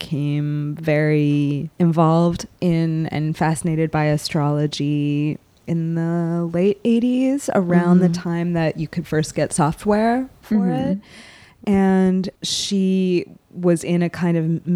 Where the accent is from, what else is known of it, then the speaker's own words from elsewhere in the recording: Salem, Massachusetts, United States; I am from Salem, Massachusetts